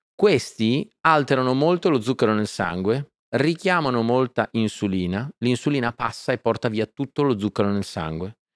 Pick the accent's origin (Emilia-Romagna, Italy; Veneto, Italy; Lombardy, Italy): Emilia-Romagna, Italy; Faenza; Sono nato a Faenza e sono un romagnolo doc